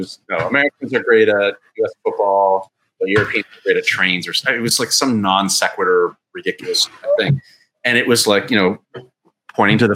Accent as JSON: {"language": "English", "country": "Canada", "said": "I'm Canadian"}